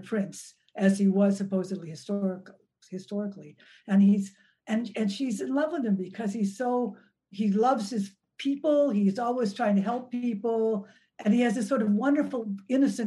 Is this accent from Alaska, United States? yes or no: no; Milwaukee, Wisconsin, United States; I grew up in Milwaukee, Wisconsin, which was a really segregated city.